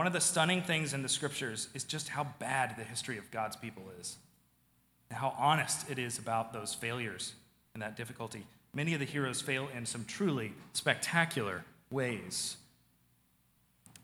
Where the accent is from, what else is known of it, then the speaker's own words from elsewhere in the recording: the South, United States; moved away; I come from the South